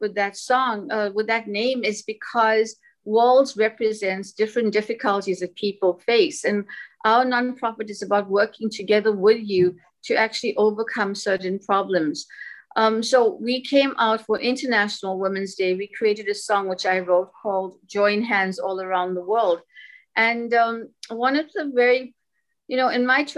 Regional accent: Durban, KwaZulu-Natal, South Africa; I'm actually from Durban, South Africa

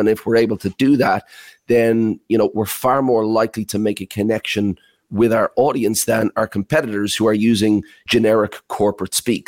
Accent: Ireland; I heard an accent from my hometown in Ireland

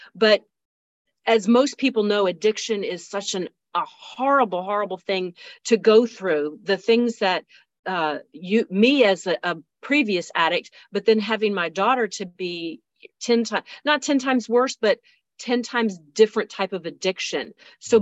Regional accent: Pamlico County, North Carolina, United States; I'm from Pamlico County

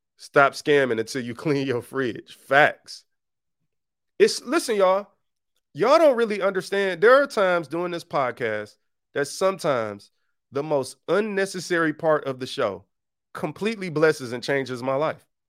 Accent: Detroit, Michigan, United States; I grew up on Seven Mile in Detroit.

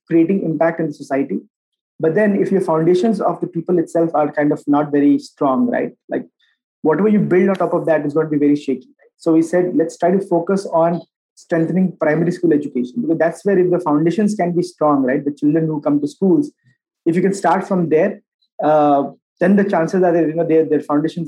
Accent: Bihar, India; moved away; also born or lived in Bangalore; I am from Bihar originally

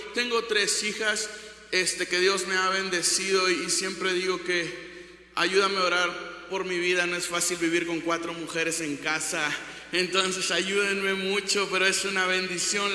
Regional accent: Ciudad Victoria, Tamaulipas, Mexico; Soy de Ciudad Victoria, de Tamaulipas, 523 kilómetros de aquí.

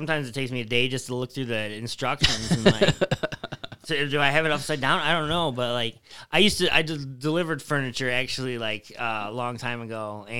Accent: Tecumseh, Michigan, United States; Yeah. Yeah, I mean, even the small town I grew up in, though, is like that.

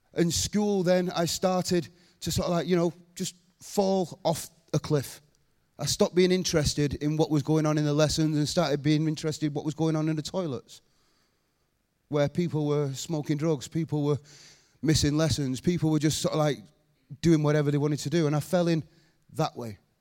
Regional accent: Rochdale, North West England, United Kingdom; I was born in Rochdale.

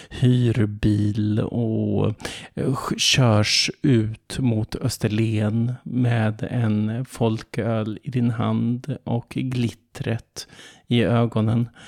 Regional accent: Finland; Och jag känner hur ilskan bubblar i min finlandssvenska kropp medan mina kreativitetsbegär dundrar ut i lemmarna.

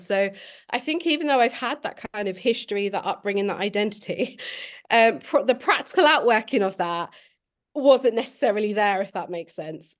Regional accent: Milton Keynes, South East England, United Kingdom; moved away as an adult; also born or lived in London; now in Sheffield, United Kingdom; I was born in London um, and I was adopted in Milton Keynes. So I've grown up in Milton Keynes, um, but I've lived in Sheffield since I was about 18

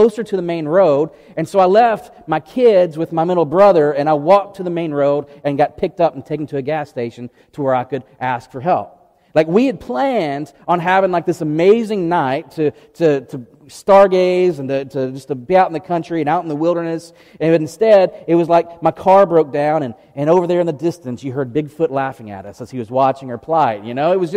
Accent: outside of Memphis, Tennessee, United States; now in East Tennessee, United States; I grew up outside of Memphis, and so I like real barbecue, not vinegar soup

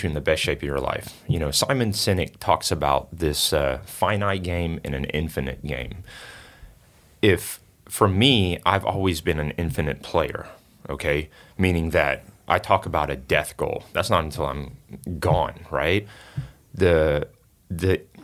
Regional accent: Singapore; now in United States; I'm originally from Singapore.

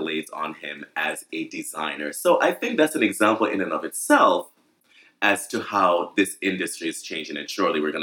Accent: Jamaica; now in New York, United States; I'm from Jamaica

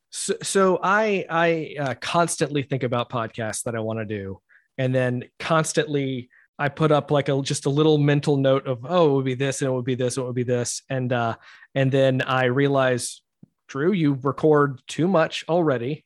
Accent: Rock Hill, South Carolina, United States; I'm from Rock Hill, uh, just, just a, a little farther north.

